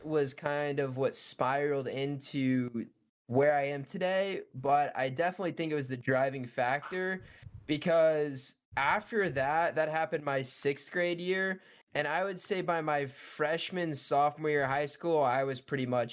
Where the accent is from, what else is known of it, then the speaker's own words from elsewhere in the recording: Bloomington, Illinois, United States; I am from Bloomington, Illinois, which is smack dab in the middle of the state